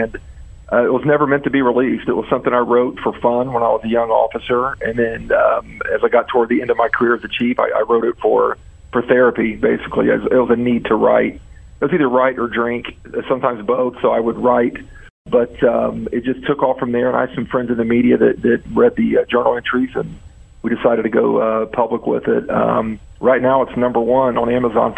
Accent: Middletown, Ohio, United States; I grew up in Middletown. I went to school here.

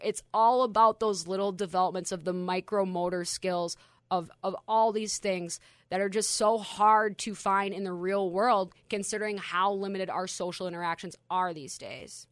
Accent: Minnesota, United States; my Minnesota roots

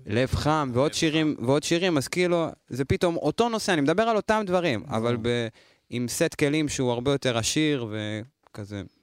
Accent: Lod, Central District, Israel; born or raised there

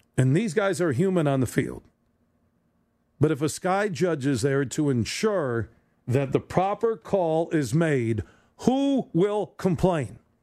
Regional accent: Michigan, United States; as a Tigers fan growing up in Michigan

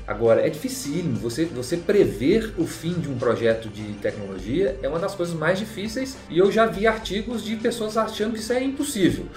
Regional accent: Belo Horizonte, Minas Gerais, Brazil; moved away as an adult; now in São Paulo, Brazil; Foi aí que eu me mudei para São Paulo, eu sou de Belo Horizonte, me mudei para São Paulo com família e cachorro e tudo

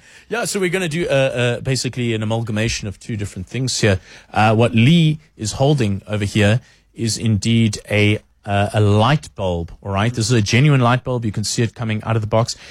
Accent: South Africa; we are very proudly South African

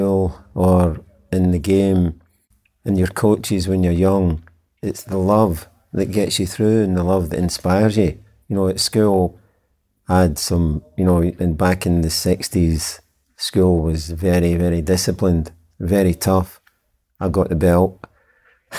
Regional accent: Glasgow, Scotland, United Kingdom; back to my upbringing, I'm from Glasgow

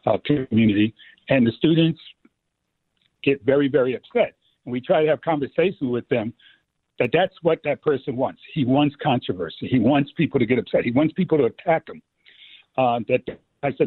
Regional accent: New York City, New York, United States; growing up in the Bronx

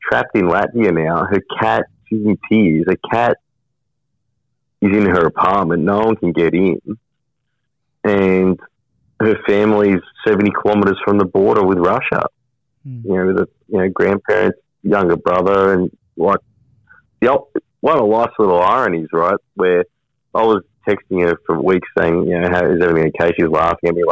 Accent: Wollongong, New South Wales, Australia; I'm from the Gong.

